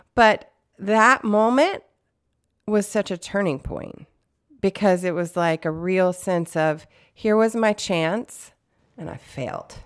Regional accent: the South, United States; I grew up in the South

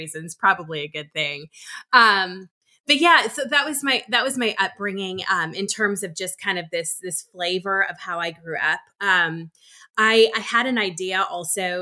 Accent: Minnesota, United States; I'm originally from Minnesota

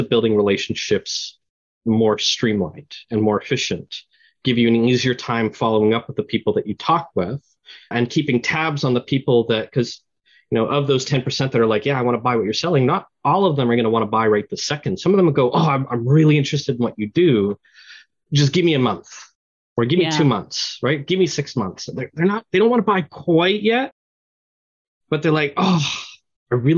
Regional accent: Canada; I'm Canadian

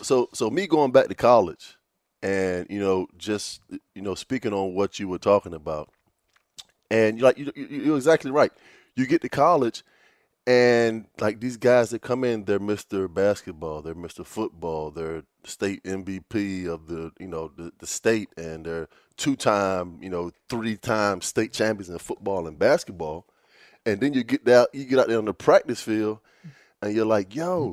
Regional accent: Virginia Beach, Virginia, United States; me growing up in Virginia Beach. You know, uh, my high school, it was, it, it was a public school

